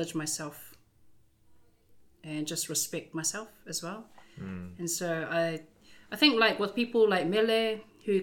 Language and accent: English; Wellington, New Zealand; also born or lived in Whanganui, New Zealand / Auckland, New Zealand; now in Hastings, New Zealand; I was born in Wellington. And so Wellington and Whanganui were kind of the cities that I grew up in.